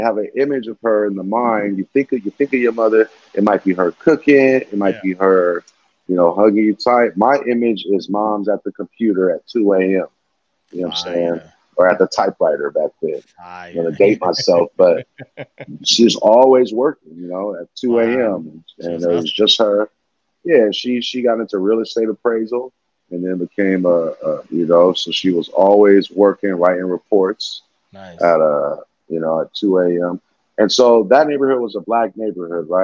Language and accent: English; Inglewood, California, United States; also born or lived in Coy, Alabama / Ladera Heights, California / Westchester, Los Angeles; grew up in Inglewood. We lived in Inglewood for a while